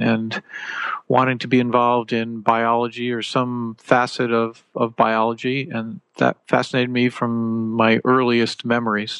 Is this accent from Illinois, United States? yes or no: no; Connecticut, United States; moved away; where I grew up in Connecticut